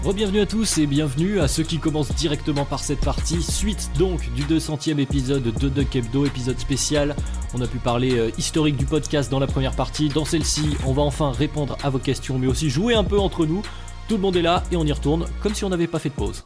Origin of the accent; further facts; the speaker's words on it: Lyon, Auvergne-Rhône-Alpes, France; now in Annecy, France; je vis actuellement à Annecy. Euh, je suis de Lyon à la base